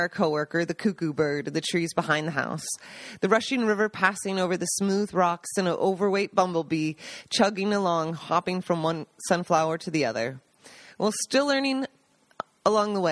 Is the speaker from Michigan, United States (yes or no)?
no; Seattle, Washington, United States; moved away as an adult; also born or lived in New York; now in Italy; Growing up in Seattle